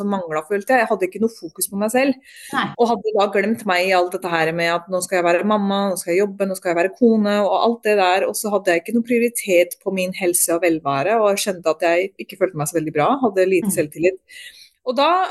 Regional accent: Norway; moved away as an adult; also born or lived in Drammen, Norway / England; jeg er født og oppvokst i Norge

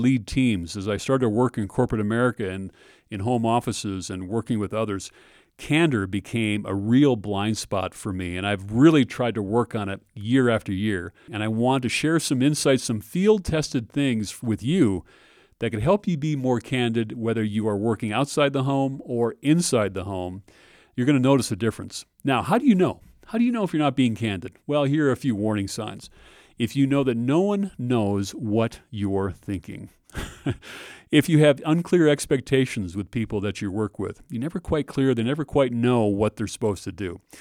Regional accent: Minnesota, United States; I grew up in Minnesota

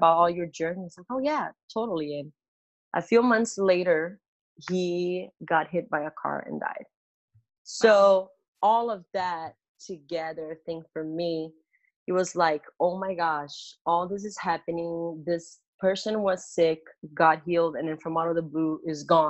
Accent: Brazil; moved away as an adult; now in United States; I'm from Brazil and grew up just with my family.

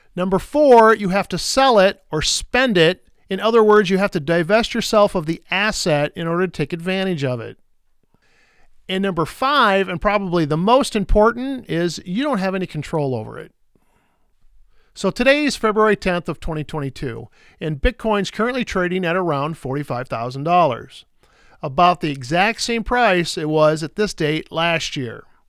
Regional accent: Iowa, United States; Here in my home state of Iowa

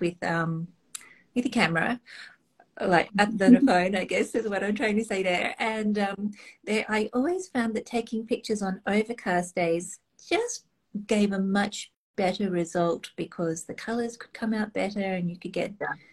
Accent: Australia; being Australian

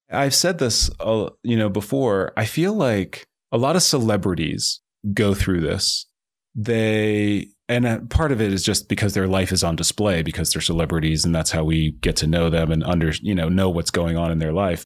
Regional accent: New Jersey, United States; moved away as an adult; also born or lived in Boulder, Colorado / Palo Alto, California; I grew up in New Jersey, and I had kind of a normal suburban childhood

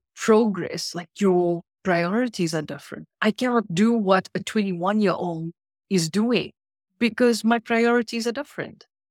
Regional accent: South Africa; moved away as an adult; now in Canada; not born in not born, uh, anywhere else but South Africa, spent thirty years of my life there and then immigrated to Canada.

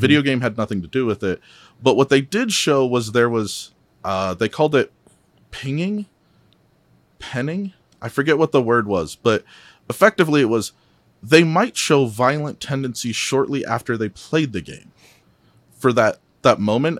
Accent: Midwest, United States; now in Salt Lake City, United States; I'm originally from the Midwest, so I'm, I'm a transplant out here

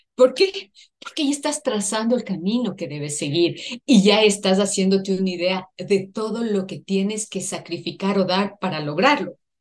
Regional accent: Ecuador; Soy ecuatoriana

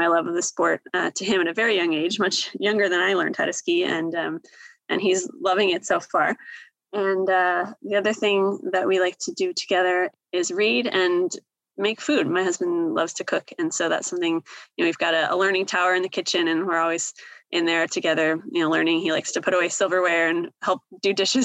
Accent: Seattle, Washington, United States; I am originally from the Seattle area.

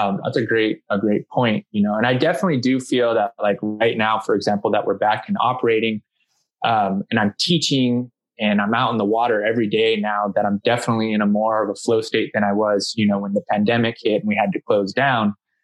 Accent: San Diego, California, United States; I'm born and raised in San Diego, California.

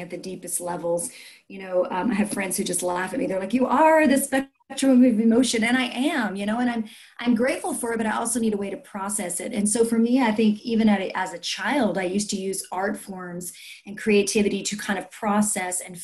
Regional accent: South Louisiana, United States; I grew up in South Louisiana

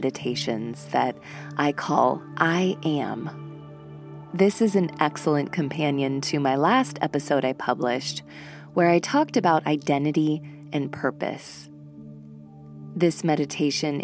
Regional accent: Monterey, California, United States; my hometown of Monterey, California

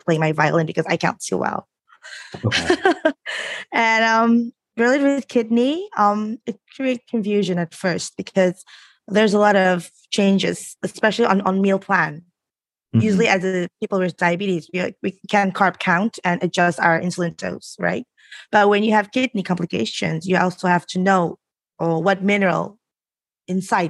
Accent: Jakarta, Indonesia; Coming from Indonesia is interesting because since we're coming from a low middle income country

